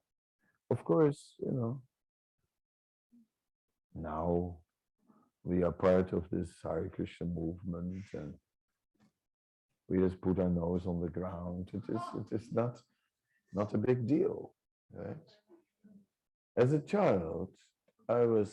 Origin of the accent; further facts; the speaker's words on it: Holland near Amsterdam, North Holland, Netherlands; my family, I'm from Holland near Amsterdam